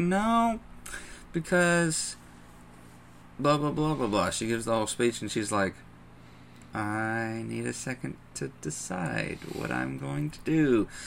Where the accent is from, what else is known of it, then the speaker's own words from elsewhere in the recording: the Bible Belt, United States; growing up in the Bible Belt, and especially this town.